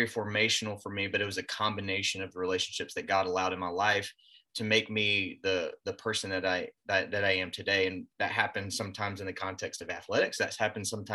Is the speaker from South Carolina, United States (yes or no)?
yes; Greenville, South Carolina, United States; also born or lived in Georgia; I grew up in the Greenville area. I was born in Georgia, but grew up in Greenville